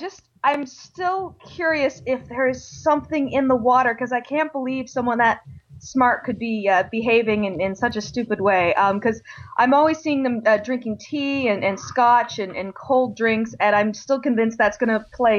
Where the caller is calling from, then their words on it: Toronto, Ontario, Canada; from Toronto.